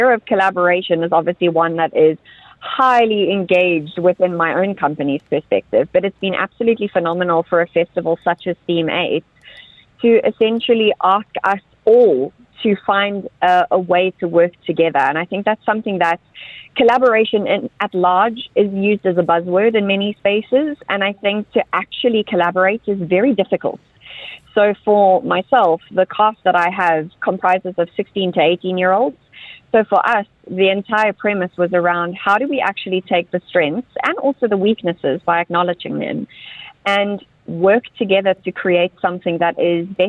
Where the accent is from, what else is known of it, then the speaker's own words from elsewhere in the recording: South Africa; moved away; South Africa, my home country